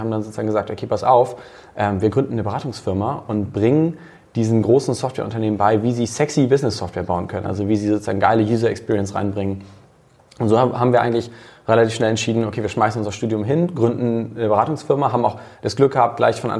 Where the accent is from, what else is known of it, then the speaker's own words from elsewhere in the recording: Hamburg, Germany; Ähm, also ich selbst bin, bin Hamburger, bin 30 und ähm, vom Hintergrund her eigentlich Techie.